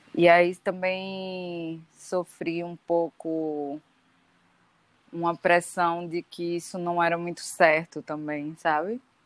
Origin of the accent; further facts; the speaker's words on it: Recife, Pernambuco, Brazil; also born or lived in Caruaru; eu nasci em Caruaru, a família da minha mãe é de Caruaru, mas eu só nasci lá e sempre morei em Recife, assim, vim para cá ainda bebê. Então sou de Recife também